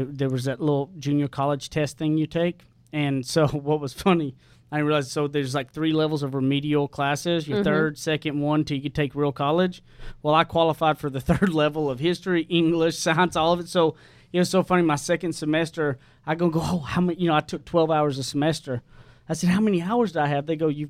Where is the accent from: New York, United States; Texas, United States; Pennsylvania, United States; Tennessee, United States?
Texas, United States; Tyler; East Texas.